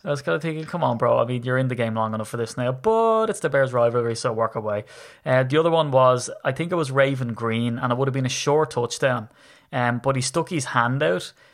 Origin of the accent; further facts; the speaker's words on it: Ireland; being an Irish begrudger